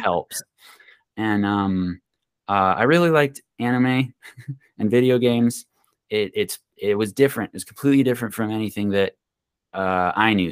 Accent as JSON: {"language": "English", "town": "Pine", "country": "United States", "tie": "born or raised there", "said": "we grew up in Pine, um, you have farming"}